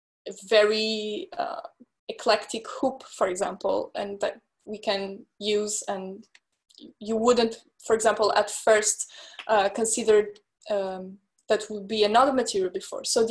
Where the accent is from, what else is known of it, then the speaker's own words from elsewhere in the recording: France; moved away as an adult; also born or lived in London / Milan; my parents are Portuguese, but I grew up in France and I also studied in London, in Milan